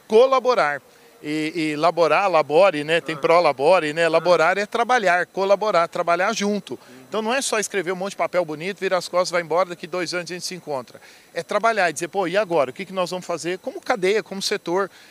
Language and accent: Portuguese; Brazil; como brasileiro